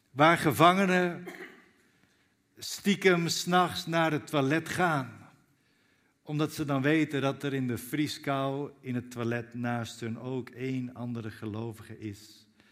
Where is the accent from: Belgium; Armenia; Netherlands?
Netherlands; Zwolle, Overijssel; ik kom uit Zwolle zelf. Daar woon ik met mijn gezin